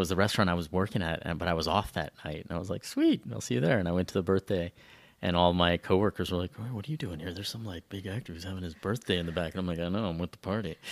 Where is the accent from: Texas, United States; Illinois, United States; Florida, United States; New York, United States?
Texas, United States; South Central; moved away as an adult; also born or lived in San Francisco / Venice, Los Angeles / Canada; I grew up in South Central Texas